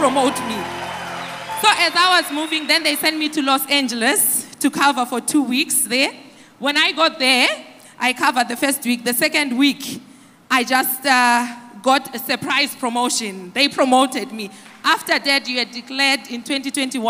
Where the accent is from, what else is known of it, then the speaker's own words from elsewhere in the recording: Zimbabwe; now in United States; from Zimbabwe, but I work in the USA.